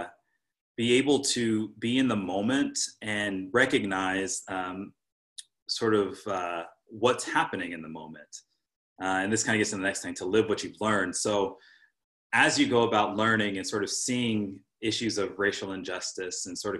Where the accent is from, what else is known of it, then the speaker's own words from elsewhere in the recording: California, United States; moved away as an adult; now in Milwaukee, United States; I was raised in California